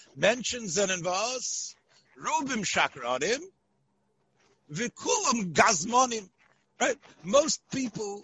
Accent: Memphis, Tennessee, United States; I was growing up in Memphis

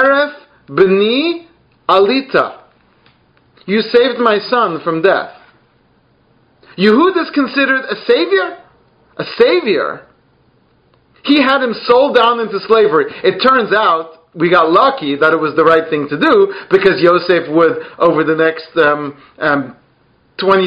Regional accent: United Kingdom; I'm British

